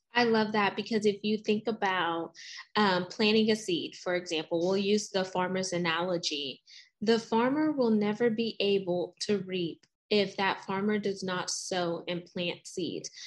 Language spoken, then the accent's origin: English; the South, Texas, United States; I'm from us from the South. Like I live in Texas